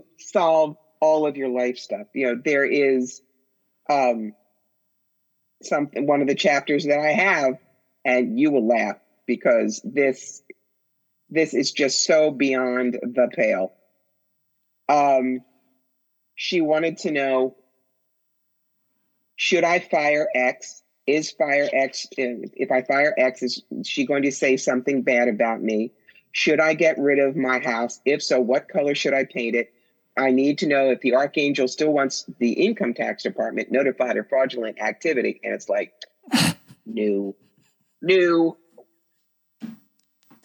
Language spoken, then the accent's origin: English; New York, United States; I'm a New Yorker